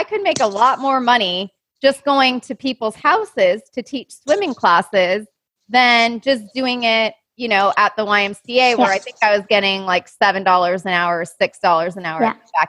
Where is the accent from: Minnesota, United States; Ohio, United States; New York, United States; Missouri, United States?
Minnesota, United States; I grew up in Minnesota